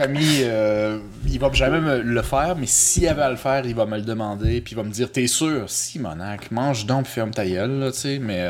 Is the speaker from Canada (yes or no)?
yes; Quebec, Canada; also born or lived in Costa Rica; je suis euh, québécois francophone à saveur culturelle latino-américaine